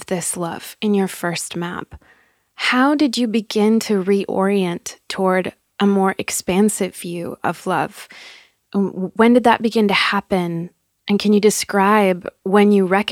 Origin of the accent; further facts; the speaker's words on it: Madrid, Community of Madrid, Spain; I grew up in Madrid